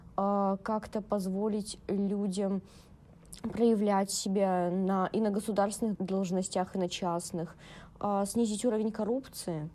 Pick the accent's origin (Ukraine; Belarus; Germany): Belarus; moved away as an adult; now in Saint Petersburg, Russia; я бы не хотела вернуться в свой родной город